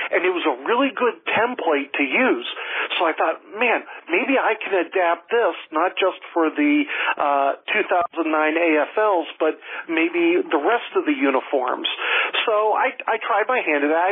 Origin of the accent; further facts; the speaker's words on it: Erie, Pennsylvania, United States; moved away as an adult; now in Florida, United States; I grew up in Pennsylvania